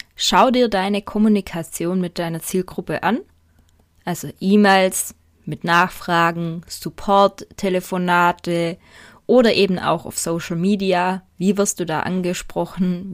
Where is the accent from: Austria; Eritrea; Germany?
Germany; Swabia; Ich komme aus dem Schwäbischen